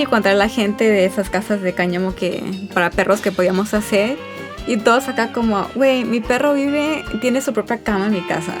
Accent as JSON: {"language": "Spanish", "town": "Los Angeles", "region": "California", "country": "United States", "said": "soy de Los Ángeles, South Central Los Ángeles, para ser exacta"}